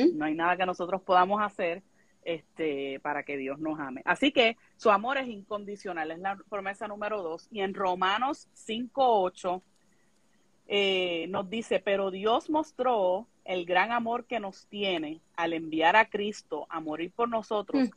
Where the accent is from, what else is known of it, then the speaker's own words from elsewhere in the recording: Yabucoa, Puerto Rico; moved away as an adult; now in Texas, United States; soy del municipio de Yabucoa, Puerto Rico